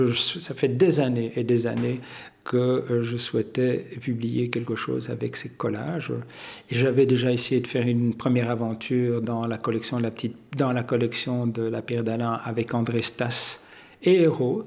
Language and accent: French; Hainaut, Wallonia, Belgium; Je suis né dans le Hainaut par le plus grand des hasards